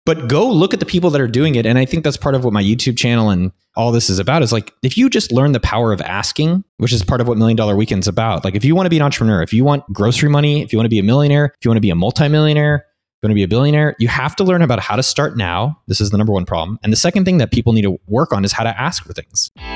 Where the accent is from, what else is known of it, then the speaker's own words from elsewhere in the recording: Silicon Valley, California, United States; now in Barcelona, Spain; I come from Silicon Valley